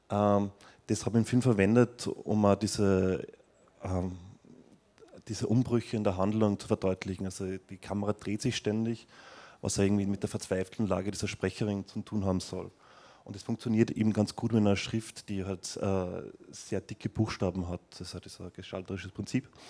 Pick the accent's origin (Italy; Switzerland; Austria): Austria; Vienna; das ist so ein Irrgarten, was in meiner Heimatstadt in Wien in Schönbrunn ist.